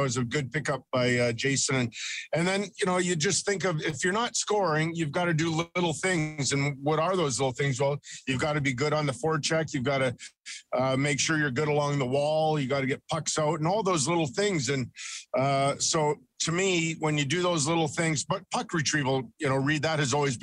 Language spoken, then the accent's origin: English; Edmonton, Alberta, Canada; I grew up in Edmonton